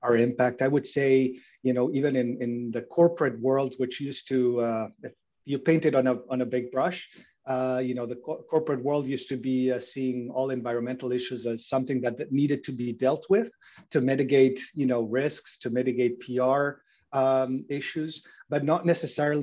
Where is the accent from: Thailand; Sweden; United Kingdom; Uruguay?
Uruguay; moved away as an adult; also born or lived in Mexico / Germany; now in Canada; So I was born and raised in Uruguay, and I came to Canada to go to university.